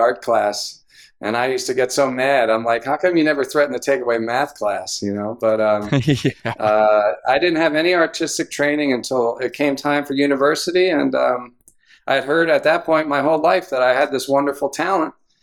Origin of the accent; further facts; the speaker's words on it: Philadelphia, Pennsylvania, United States; moved away as an adult; also born or lived in Havertown, Pennsylvania / Exton, Pennsylvania / Syracuse, New York; I grew up in the western suburbs of Philadelphia. I was born in Havertown